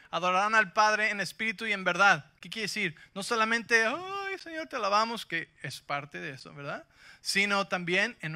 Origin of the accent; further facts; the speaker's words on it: Mexico City, Mexico; yo crecí en la Ciudad de México, ¿sí? Así que soy invencible